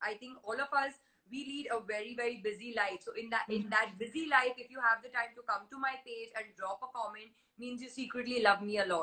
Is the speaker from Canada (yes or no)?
no; India; Yes, I am an Indian. I am born and brought up in India. I speak Hindi fluently. I understand Marathi, Punjabi.